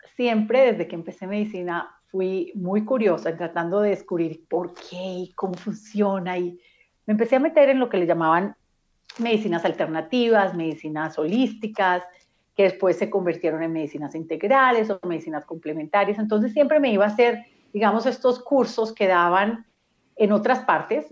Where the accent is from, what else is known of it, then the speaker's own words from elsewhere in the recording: Medellín, Antioquia, Colombia; crecí en Medellín, Colombia